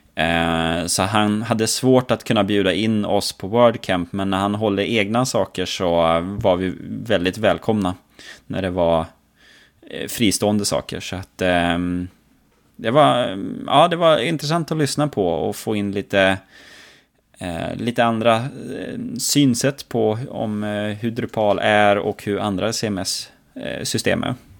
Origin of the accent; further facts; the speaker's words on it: Norrland, Sweden; jag som norrlänning